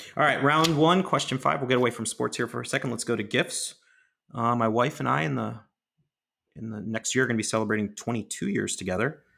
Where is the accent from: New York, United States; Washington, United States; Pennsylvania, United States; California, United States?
Pennsylvania, United States; Pittsburgh; my hometown Pittsburgh